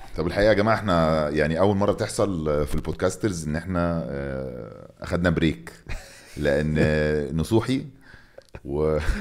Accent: Egypt; انا مصري

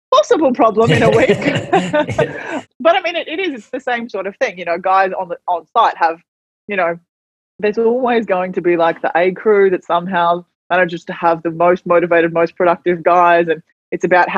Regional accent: Gold Coast, Queensland, Australia; I'm female, I'm young, I'm new, I'm Indigenous, I'm from the Gold Coast

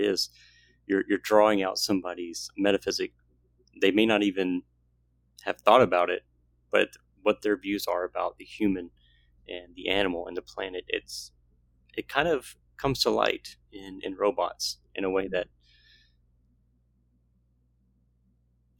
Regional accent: the South, United States; growing up in the South

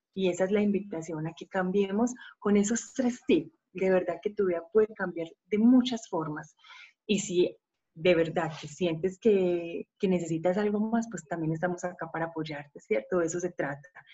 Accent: Medellín, Antioquia, Colombia; soy de Colombia, una ciudad hermosa que se llama Medellín

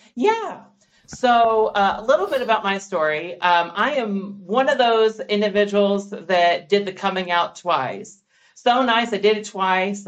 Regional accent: Kentucky, United States; growing up in the South, I feel like, um, especially in, in, Kentucky

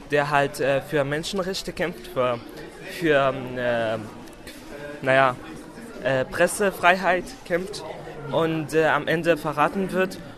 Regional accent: Lower Saxony, Germany; ich bin 16 Jahre alt und ich komme aus dem Wendland.

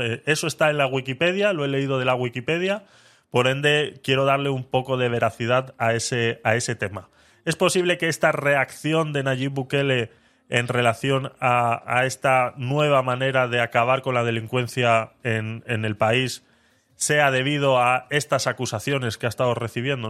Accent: Spain

